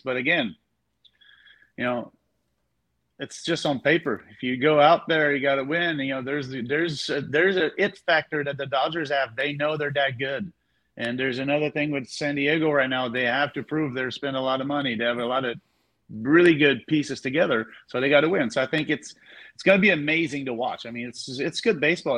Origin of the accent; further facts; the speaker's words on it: Montreal, Quebec, Canada; moved away; I'm from Montreal.